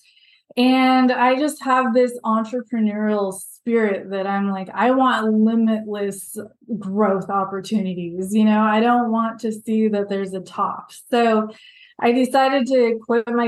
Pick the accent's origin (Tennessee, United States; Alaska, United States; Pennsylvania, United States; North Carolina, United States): Alaska, United States; I am from Alaska, is how I always start it. I grew up on a really, really remote island in Alaska.